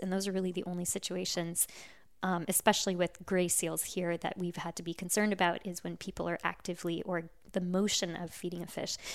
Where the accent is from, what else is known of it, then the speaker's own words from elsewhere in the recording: California, United States; now in Cape Cod, United States; I grew up in California